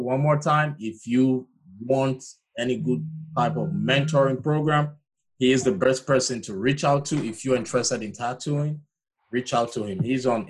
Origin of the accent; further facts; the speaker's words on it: Nigeria; now in Georgia, United States; Originally from Nigeria.